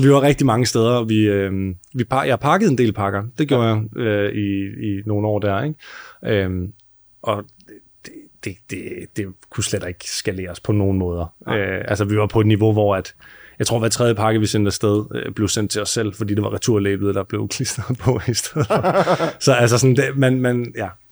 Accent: Southern Jutland, Southern Denmark, Denmark; moved away as an adult; now in Copenhagen, Denmark; Vi kommer begge to fra Sønderjylland

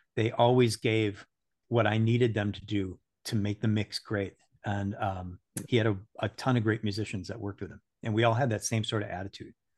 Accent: Saint Paul, Minnesota, United States; I was born in Saint Paul, Minnesota, and grew up

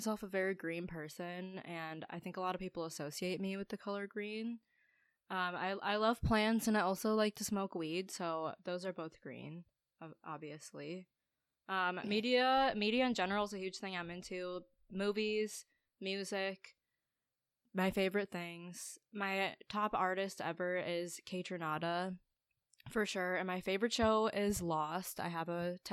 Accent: Buffalo, New York, United States; moved away as an adult; also born or lived in Ohio; born and raised in Buffalo, New York, where I lived pretty much my entire life until I moved to Ohio for college

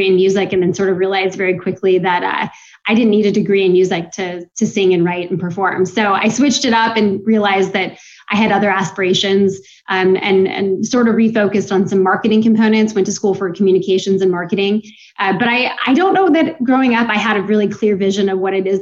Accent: Seattle, Washington, United States; moved away as an adult; also born or lived in Utah / Los Angeles; now in Virginia Beach, United States; I grew up in Seattle

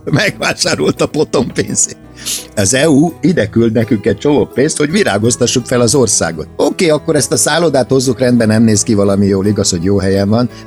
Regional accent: Hungary; én nagyon szégyelem magam, hogy magyar vagyok. Tehát, hogy ide születtem

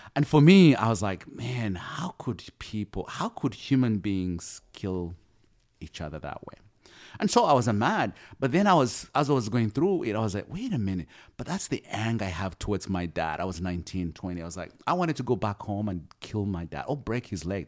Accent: Uganda; moved away as an adult; also born or lived in Kampala, Uganda; now in United States; I come from Uganda, we are colonized by the British.

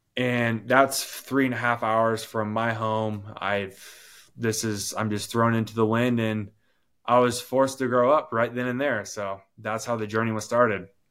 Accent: Washington, United States; for my hometown in Washington. My mom, she's a nurse. I grew up in the country

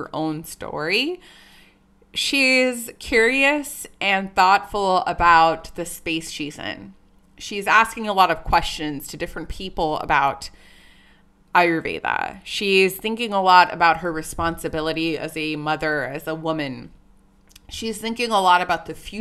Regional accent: California, United States; also born or lived in San Jose, California / Pleasanton, California / India; We both grew up in a very non-representative, diverse town of Pleasanton, California

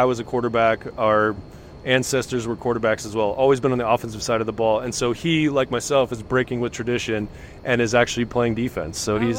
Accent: Tucson, Arizona, United States; also born or lived in Canada / Amherst, Massachusetts; I grew up in Tucson, going to U of A football games, basketball games

